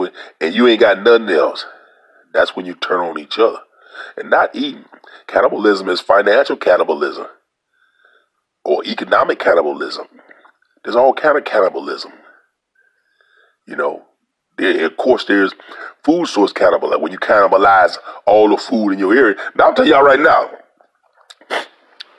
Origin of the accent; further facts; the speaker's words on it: Louisiana, United States; I'm from Louisiana